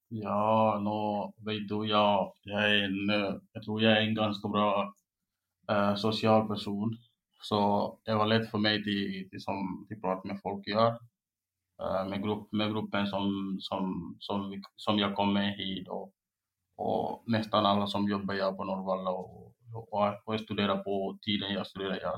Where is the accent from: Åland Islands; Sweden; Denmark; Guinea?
Guinea; Swedish is a second language; also born or lived in Espoo, Finland / Oravais, Finland; now in Finland; jag är från Guinea och jag kom först 2015 i år